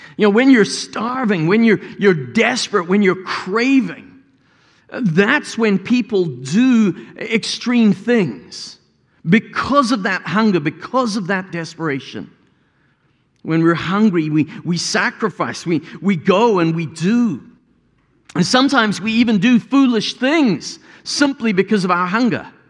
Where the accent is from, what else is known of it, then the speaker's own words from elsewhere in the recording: South Africa; As a South African